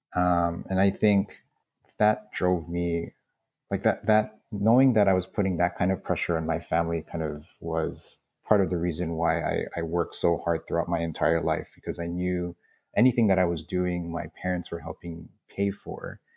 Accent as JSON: {"language": "English", "town": "Honolulu", "region": "Hawaii", "country": "United States", "tie": "born or raised there", "said": "born and raised in Kalihi"}